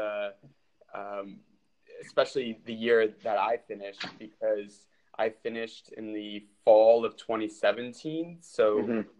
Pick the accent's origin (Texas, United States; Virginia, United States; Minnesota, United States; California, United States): Virginia, United States; Fairfax; moved away as an adult; also born or lived in Buffalo, New York / Sweden; I'm from Fairfax, Virginia. And growing up, I played for a club called Premier AC, which is in Falls Church, Virginia